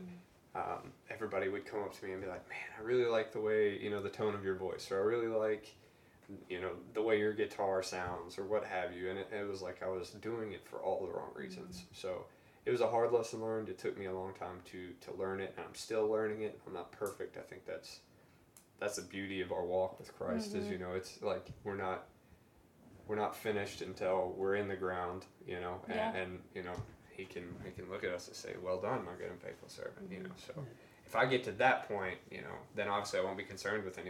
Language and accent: English; the Bible Belt, United States; growing up in the Bible Belt